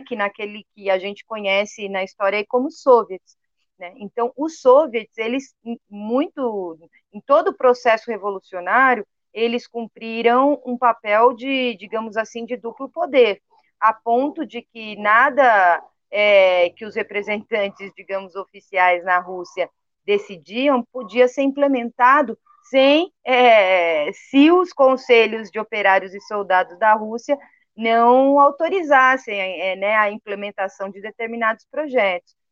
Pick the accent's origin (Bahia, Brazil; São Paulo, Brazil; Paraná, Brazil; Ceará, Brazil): São Paulo, Brazil; Capão Redondo; eu sou aqui do Capão Redondo